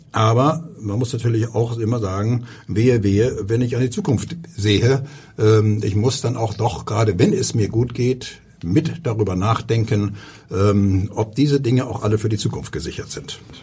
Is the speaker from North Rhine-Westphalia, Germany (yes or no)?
no; Hamburg, Germany; moved away as an adult; In Großborstel bin ich groß geworden